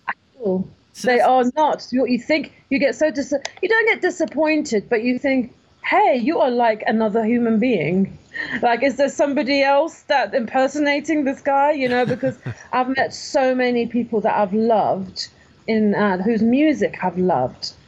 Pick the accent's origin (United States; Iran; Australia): Iran; moved away; I was born in Iran in 1973